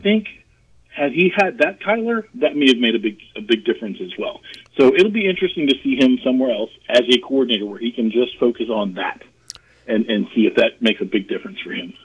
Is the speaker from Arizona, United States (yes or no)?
yes; the Valley, Arizona, United States; now in Georgia, United States; I grew up in the Valley